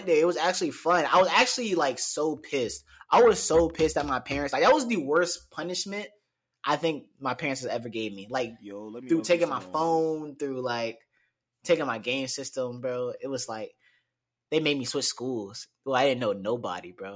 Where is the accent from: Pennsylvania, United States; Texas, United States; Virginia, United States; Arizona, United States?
Virginia, United States; Newport News; life growing up in Newport News, it's fun